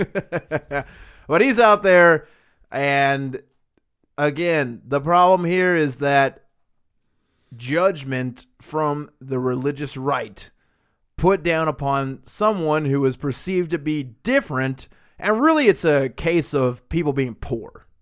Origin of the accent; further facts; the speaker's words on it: the South, United States; just being a Southerner